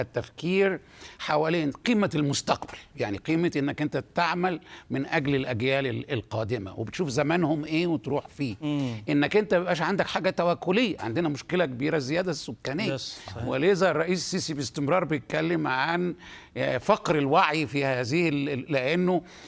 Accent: Egypt; عندنا في مصر

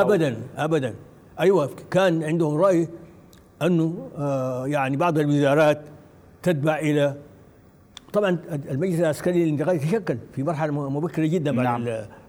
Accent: Sudan; نحن في السودان

